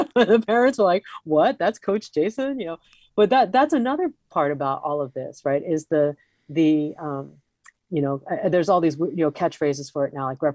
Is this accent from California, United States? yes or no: no; Hawaii, United States; I come from Hawaii